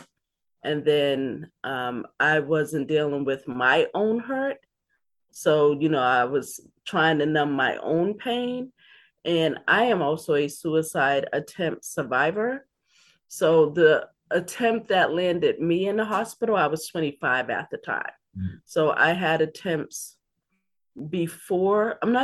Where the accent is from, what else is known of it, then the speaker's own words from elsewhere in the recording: Boston, Massachusetts, United States; also born or lived in Dorchester, Boston; I grew up in Roxbury. I am a Roxburyan, also grew up in Dorchester